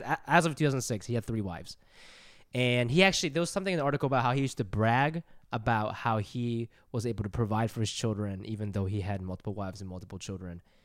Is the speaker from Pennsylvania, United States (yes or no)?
no; Columbus, Ohio, United States; where I grew up in Columbus